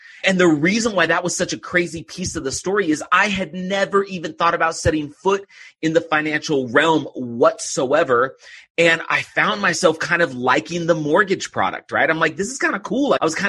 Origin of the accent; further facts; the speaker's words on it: California, United States; I grew up in California, just right outside of Oakland. And I just grew up like a normal kid.